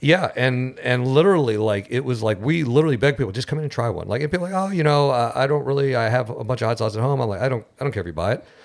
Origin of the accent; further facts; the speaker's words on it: St. Cloud, United States; we're from St. Cloud